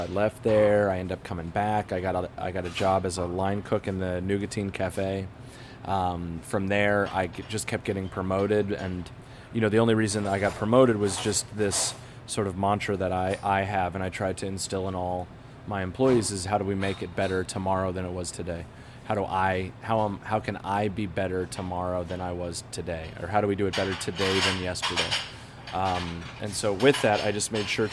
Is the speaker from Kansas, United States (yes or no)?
yes; Kansas, United States; now in New York City, United States; I'm from the Midwest. I'm a Kansas kid